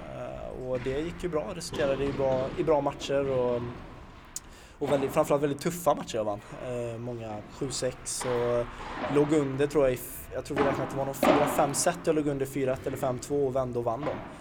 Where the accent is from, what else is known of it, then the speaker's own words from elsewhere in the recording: Kinna, Västra Götaland, Sweden; där jag kommer från Kinna